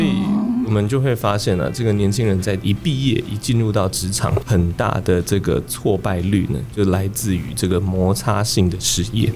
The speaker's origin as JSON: {"language": "Chinese", "town": "Kaohsiung", "country": "Taiwan", "tie": "born or raised there", "said": "因为我从小就在高雄长大的"}